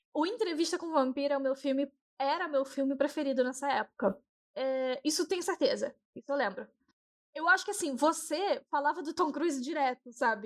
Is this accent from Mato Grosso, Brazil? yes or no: no; Rio de Janeiro, Brazil; moved away as an adult; Eu saí do Rio e em 2012 para 13